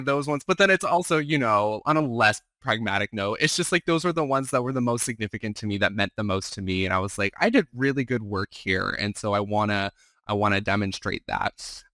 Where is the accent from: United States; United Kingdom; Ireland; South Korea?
United States; Arizona; I'm from Arizona, I was working for an Arizona senator